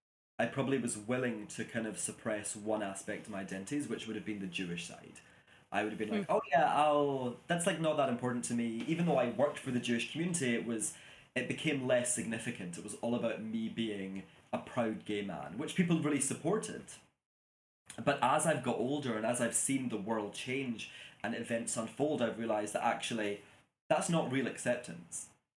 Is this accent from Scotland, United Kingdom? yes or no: yes; Glasgow, Scotland, United Kingdom; And I'm like, oh, I'm from Glasgow.